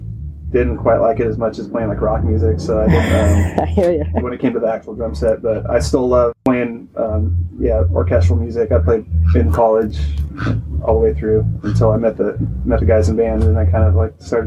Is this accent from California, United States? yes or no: yes; Monterey, California, United States; Yeah, I'm from Monterey.